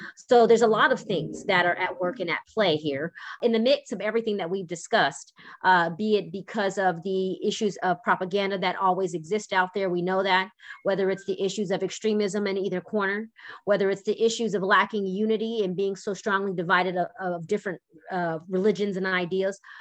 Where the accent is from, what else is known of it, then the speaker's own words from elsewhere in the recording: United States; we as American people